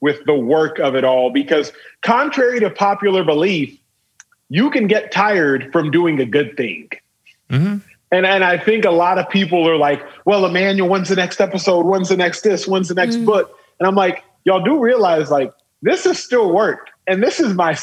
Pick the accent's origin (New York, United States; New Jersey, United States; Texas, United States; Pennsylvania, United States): Texas, United States; Dallas; I was born and raised in Dallas, Texas. And Dallas proper, not to be confused with the suburb